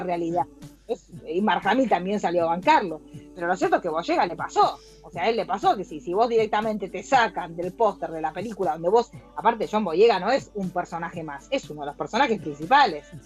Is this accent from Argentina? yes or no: yes; Argentina